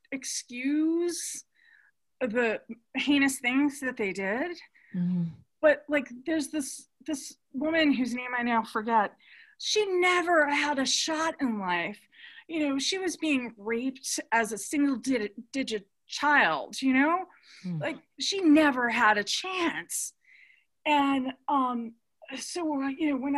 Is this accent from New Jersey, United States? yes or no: no; New York, United States; I'm from New York